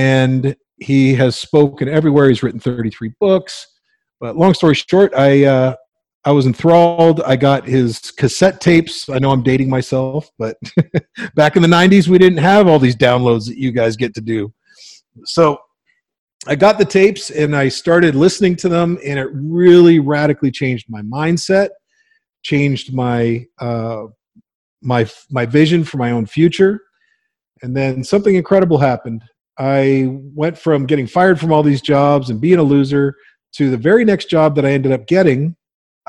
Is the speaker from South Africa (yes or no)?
no; Windsor, Ontario, Canada; I grew up in Windsor, Ontario